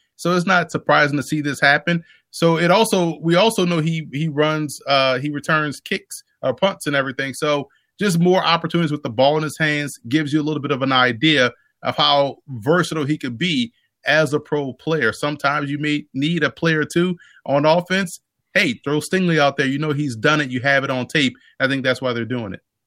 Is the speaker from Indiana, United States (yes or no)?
no; New Orleans, Louisiana, United States; born and raised in New Orleans